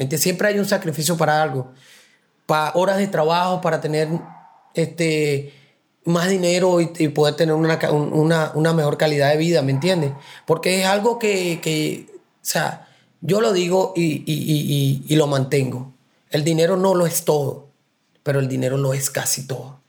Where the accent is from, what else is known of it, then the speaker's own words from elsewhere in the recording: Puerto Cabello, Carabobo, Venezuela; moved away as an adult; now in New York, United States; Puerto Cabello, Venezuela, y es una costa.